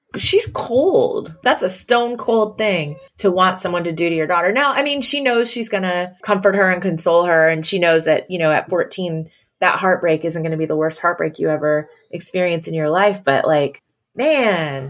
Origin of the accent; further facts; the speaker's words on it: Pacific Northwest, United States; I'm from the Pacific Northwest